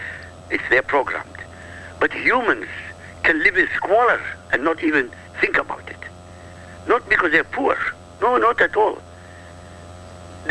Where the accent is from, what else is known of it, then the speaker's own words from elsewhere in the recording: Iraq; I come from Iraq, I come from an Arab country. This is my heritage.